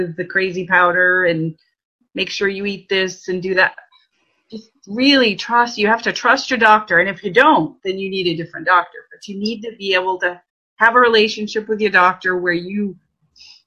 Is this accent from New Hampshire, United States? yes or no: yes; White Mountains, New Hampshire, United States; moved away; I grew up in the White Mountains, or right near the White Mountains.